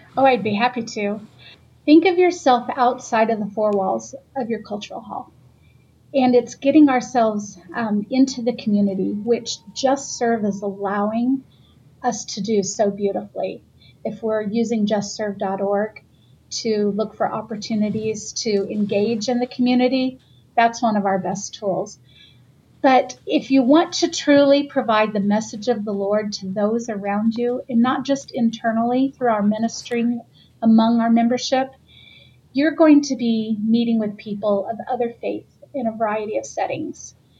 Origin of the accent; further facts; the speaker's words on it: the South, United States; living in the South, being born and raised in the South